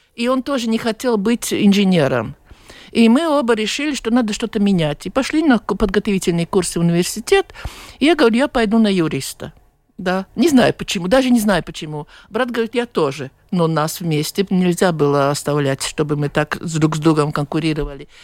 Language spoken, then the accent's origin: Russian; Latvia; я была из Латвии